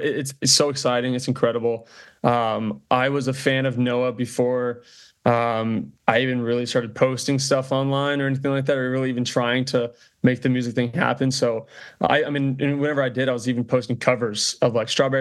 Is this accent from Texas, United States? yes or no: yes; Texas, United States; born and raised in Texas, first time ever overseas